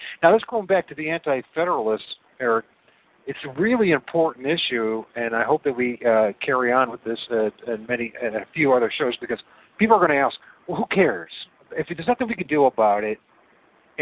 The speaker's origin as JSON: {"language": "English", "region": "Northwest Ohio", "country": "United States", "said": "I come from Northwest Ohio."}